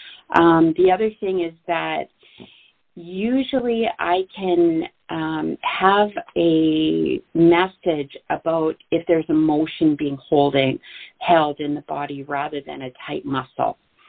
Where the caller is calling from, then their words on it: Sherwood Park, Alberta, Canada; I'm calling in from Sherwood Park, Alberta today.